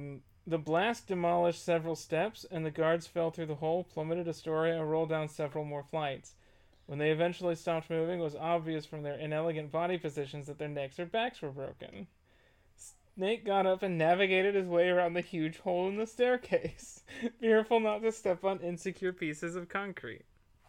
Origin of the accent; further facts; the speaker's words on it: Texas, United States; Growing up in Texas